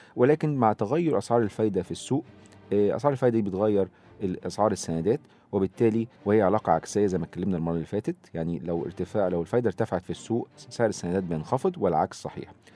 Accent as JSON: {"language": "Arabic", "country": "Egypt", "said": "عندنا في مصر"}